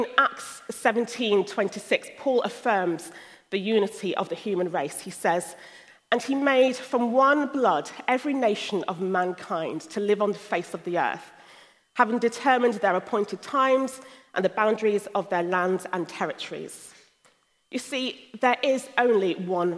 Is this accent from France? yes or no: no; London, United Kingdom; moved away as an adult; also born or lived in Sierra Leone (ancestry) / Nigeria (ancestry); now in Hull, United Kingdom; I was born in the UK and spent most of my life in London